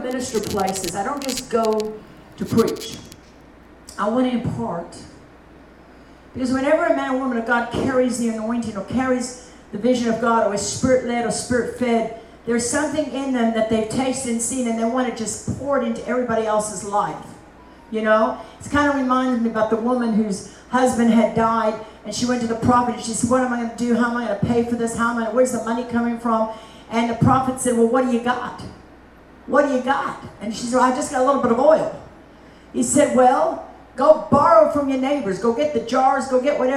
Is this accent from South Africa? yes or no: yes; South Africa; I grew up in South Africa